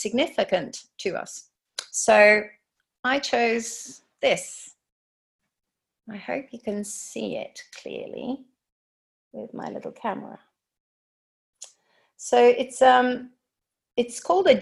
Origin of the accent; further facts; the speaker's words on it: Tokyo, Japan; moved away; also born or lived in United Kingdom / London; I was born and raised in Tokyo